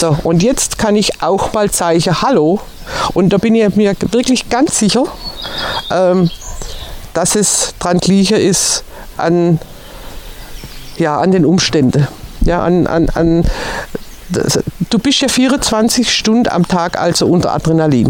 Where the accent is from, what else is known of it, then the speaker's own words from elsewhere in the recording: Swabia, Baden-Württemberg, Germany; also born or lived in Turkey; now in Mecklenburg-Vorpommern, Germany; als Schwabe